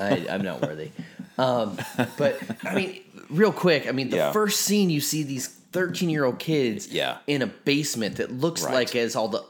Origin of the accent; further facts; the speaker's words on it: Northwest Indiana, United States; moved away; I grew up in Northwest Indiana outside of Chicago.